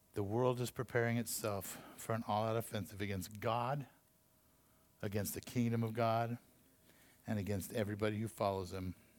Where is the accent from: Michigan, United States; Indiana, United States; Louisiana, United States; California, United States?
California, United States; Taft; also born or lived in Santa Paula, California; my little small town that I grew up in Santa Paula when I was a little kid and Taft, you know, after that, another small town.